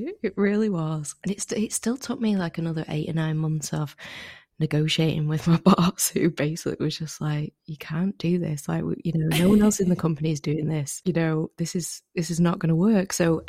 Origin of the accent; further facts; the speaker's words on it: Manchester, North West England, United Kingdom; moved away; So I am from Manchester in the UK. Very famous for sort of rain and being a little bit grey.